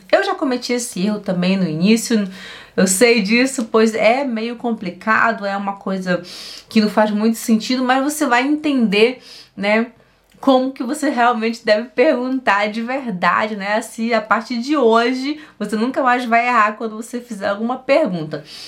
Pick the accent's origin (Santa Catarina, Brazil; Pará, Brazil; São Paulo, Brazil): Pará, Brazil; Belém; da onde eu venho, lá de Belém do Pará